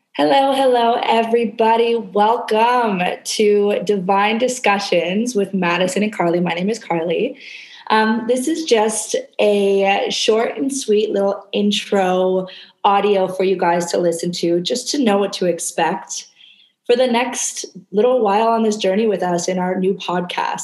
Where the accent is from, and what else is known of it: Canada; moved away as an adult; now in Indonesia